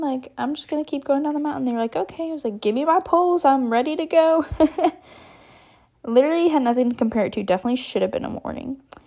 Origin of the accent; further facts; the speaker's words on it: Texas, United States; I'm from Texas